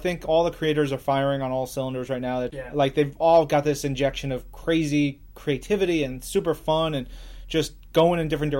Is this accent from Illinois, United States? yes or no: no; Long Island, New York, United States; I'm from Long Island too.